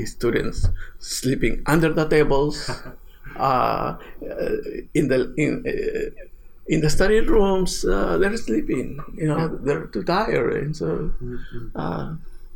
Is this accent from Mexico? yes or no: yes; Mexico; moved away; I'm from Mexico